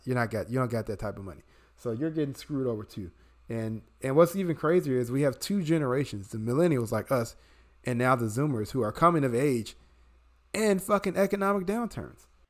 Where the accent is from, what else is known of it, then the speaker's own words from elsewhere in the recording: Chicago, Illinois, United States; born and raised in Chicago, which, you know, Brian and I can attest is a union city